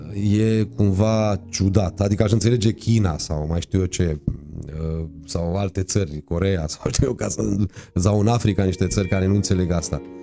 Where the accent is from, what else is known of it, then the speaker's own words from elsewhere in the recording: Târgu Mureș, Mureș County, Romania; M-am născut la Târgu Mureș și exact n-am stat niciodată în Râciu. Am stat în Târgu Mureș